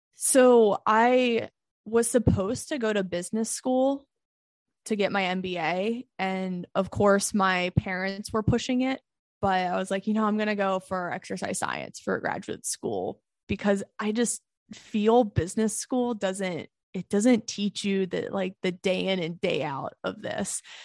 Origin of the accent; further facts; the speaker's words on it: United States; as an American woman